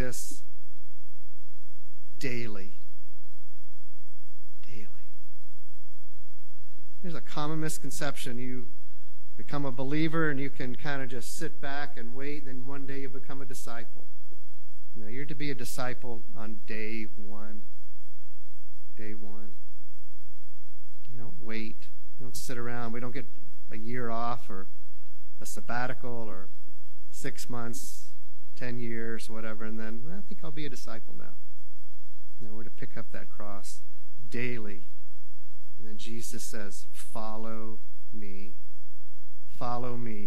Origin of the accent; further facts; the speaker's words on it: the South, United States; moved away; I came from the South